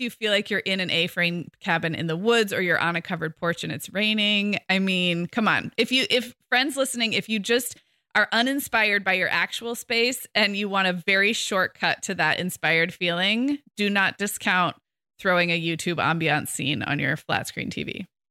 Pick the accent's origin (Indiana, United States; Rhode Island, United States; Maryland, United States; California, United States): California, United States; Santa Barbara; moved away as an adult; I moved back to my hometown of Santa Barbara two years ago